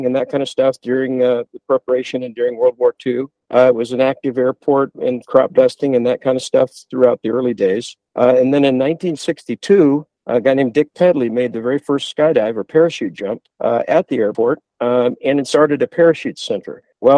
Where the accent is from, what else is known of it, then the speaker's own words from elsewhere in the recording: Perris, California, United States; also born or lived in Huntington Beach, California; it was a major culture shock for a couple of kids from the city to come to Perris back in those early days.